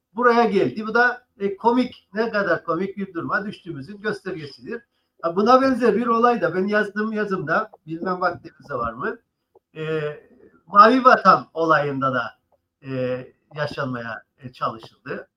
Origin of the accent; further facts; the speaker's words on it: Cyprus; biz de Kıbrıslılar olarak